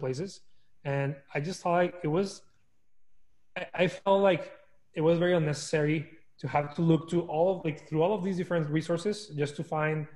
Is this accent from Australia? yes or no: no; Torreón, Coahuila, Mexico; moved away as an adult; also born or lived in El Paso, Texas; now in United States; So I was born and raised in Mexico in a small town called Torreón. I was there for like 19 years until I decided to move to the US for college.